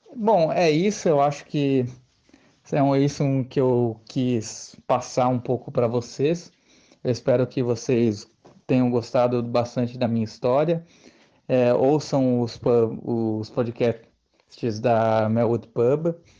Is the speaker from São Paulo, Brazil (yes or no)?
yes; Santo André, São Paulo, Brazil; sou da cidade de Santo André, na Grande São Paulo